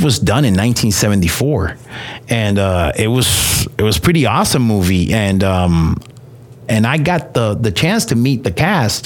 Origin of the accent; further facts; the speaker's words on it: New York, United States; now in Texas, United States; I'm from New York